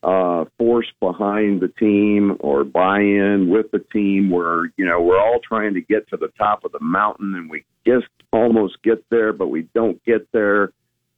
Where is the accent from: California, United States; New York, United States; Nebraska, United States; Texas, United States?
Nebraska, United States; Lincoln; I was born in Lincoln, and you know, Pershing Elementary and Robin Mickle Junior High and Lincoln Northeast